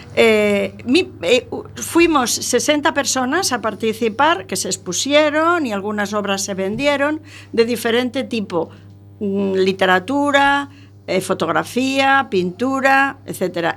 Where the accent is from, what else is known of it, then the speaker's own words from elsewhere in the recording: Albacete, Castilla-La Mancha, Spain; yo nací en Albacete